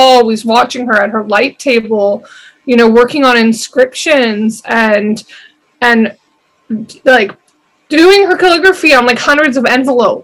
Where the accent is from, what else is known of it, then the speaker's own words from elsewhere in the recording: Vancouver, British Columbia, Canada; I basically grew up in the exact same area